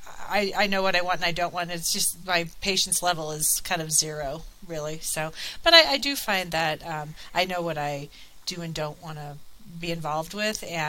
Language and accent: English; Colorado, United States; moved away as an adult; also born or lived in Virginia; I moved back to Colorado from Virginia in 2014.